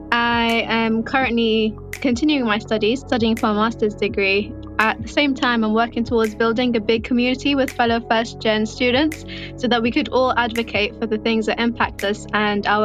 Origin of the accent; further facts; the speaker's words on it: London, United Kingdom; I'm in the UK, London more specifically.